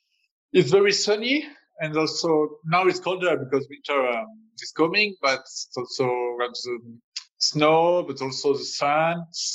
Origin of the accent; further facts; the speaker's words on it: France; accent: French; English is a second language; My English is not very perfect. It's a French English, you know.